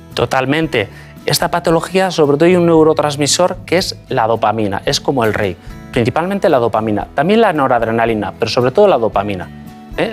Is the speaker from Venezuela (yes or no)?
no; Basque Country, Spain; moved away as an adult; also born or lived in Madrid; Eh, yo soy vasco, nací en el País Vasco, me formé, hice, de hecho, estudié la carrera de medicina en el País Vasco